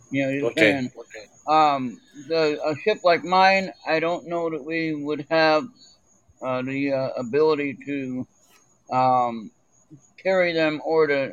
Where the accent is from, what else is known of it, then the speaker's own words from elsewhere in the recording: California, United States; moved away as an adult; also born or lived in North Carolina; now in Minnesota, United States; I was from California originally